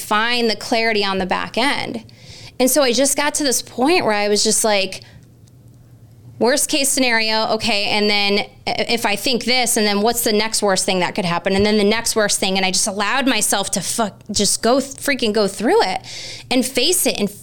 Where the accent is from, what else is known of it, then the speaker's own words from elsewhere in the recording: Connecticut, United States; In my state of Connecticut, my home state where I grew up